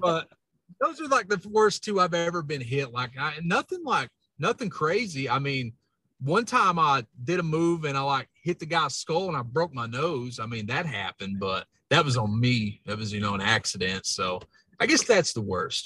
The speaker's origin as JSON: {"language": "English", "region": "Kentucky", "country": "United States", "tie": "born or raised there", "accent": "hillbilly", "said": "my accent, man, it was always pointed out. And I was like, yeah, I'm a hillbilly. I'm from Kentucky"}